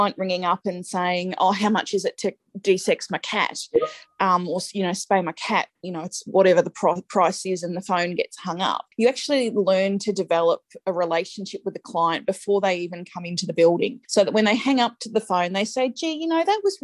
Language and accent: English; Strathfieldsaye, Victoria, Australia; I grew up in Stratfield, say